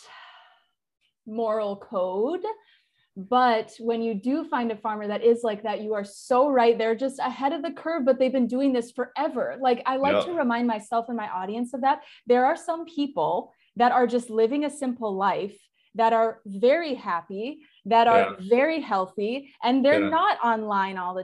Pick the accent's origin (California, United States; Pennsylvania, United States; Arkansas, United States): California, United States; Southern California near San Diego, United States; I grew up in Southern California near San Diego